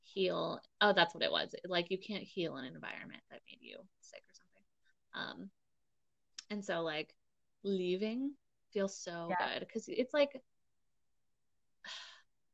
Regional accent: Seattle, Washington, United States; born or raised there; moved away

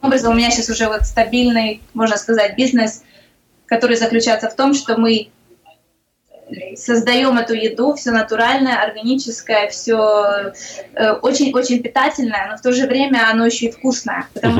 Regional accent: Ukraine; moved away as an adult; now in Sarasota, United States; Я просто как украинка

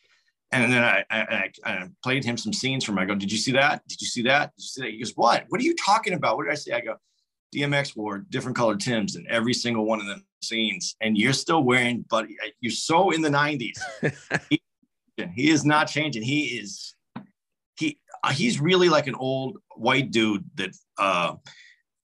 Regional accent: Arizona, United States; moved away as an adult; now in New Jersey, United States; I'm from Arizona. My kids still live in Phoenix and I live in New Jersey now

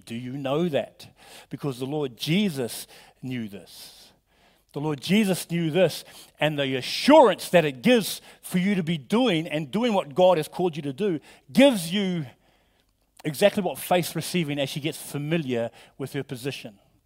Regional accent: New Zealand; moved away; I'm from New Zealand

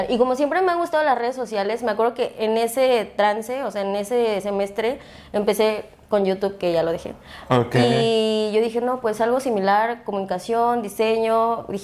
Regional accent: Acapulco, Guerrero, Mexico; moved away as an adult; now in Mexico City, Mexico; Y soy de Acapulco.

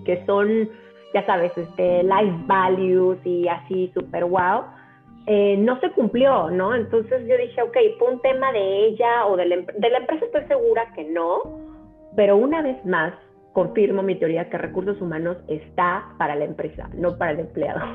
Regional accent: Mexico; moved away as an adult; now in New Jersey, United States; sí, sí, soy mexicana, bien mexicana. Este, bueno, mexicana, italiana, porque mi mamá es italiana, pero nací en México

